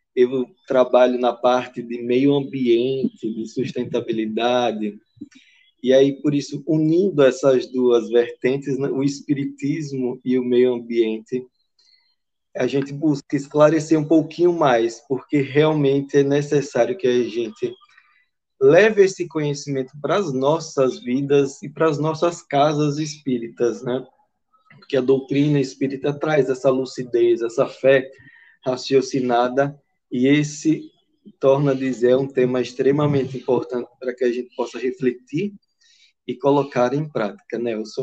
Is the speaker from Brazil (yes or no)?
yes; Aracaju, Sergipe, Brazil; eu sou daqui de Aracaju